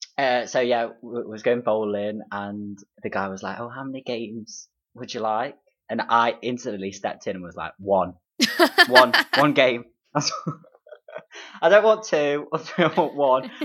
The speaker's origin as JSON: {"language": "English", "town": "Derby", "region": "East Midlands", "country": "United Kingdom", "said": "I'm actually from Derby"}